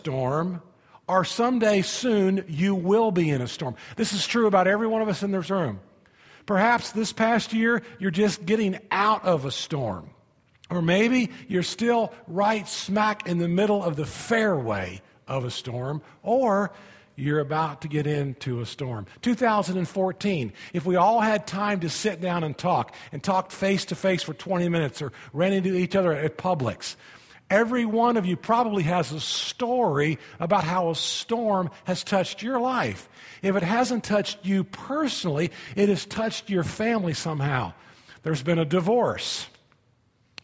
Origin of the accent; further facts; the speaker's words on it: Indianapolis, Indiana, United States; moved away as an adult; now in Florida, United States; I grew up in Indianapolis, Indiana.